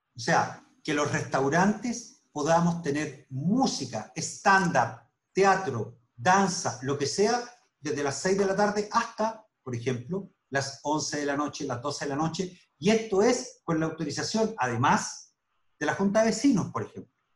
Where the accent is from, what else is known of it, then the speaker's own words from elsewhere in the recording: Chile; como chilenos